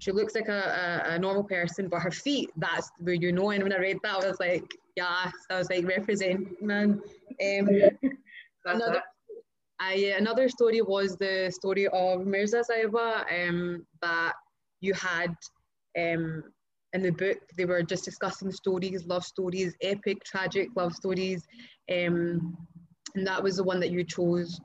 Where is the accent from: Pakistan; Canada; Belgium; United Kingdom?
Pakistan; I'm Pakistani as well